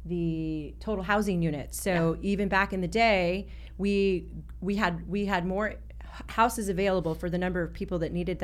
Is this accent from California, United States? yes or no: yes; San Francisco Bay Area, California, United States; moved away as an adult; now in Arizona, United States; I'm from the San Francisco Bay Area in California, where there isn't a way to sprawl